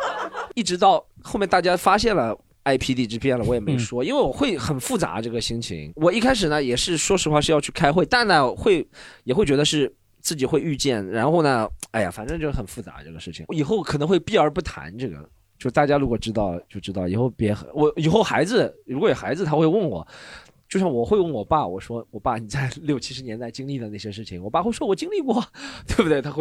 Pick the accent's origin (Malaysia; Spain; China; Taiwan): China; Shanghai; 我觉得挺幸运的是，我虽然是上海人，但我没有经历这个事情。